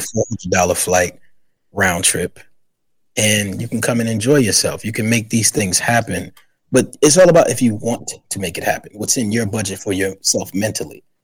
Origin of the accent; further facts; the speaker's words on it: New York City, New York, United States; also born or lived in South Carolina; I'm from the Bronx, New York